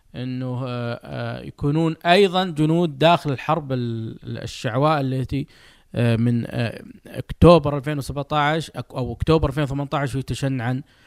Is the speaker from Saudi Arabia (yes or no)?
yes; Saudi Arabia; انا سعودي فولدت آه، ونشأت وكبرت وسأموت وأنا أحمل هذه الجنسية